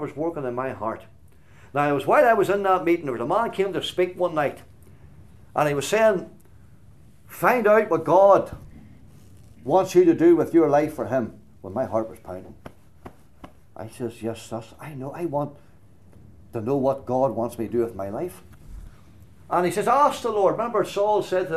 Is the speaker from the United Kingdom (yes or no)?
yes; Glenann, Northern Ireland, United Kingdom; there's a wee hall in our village in Glenann called Glenann. I'm from Glenann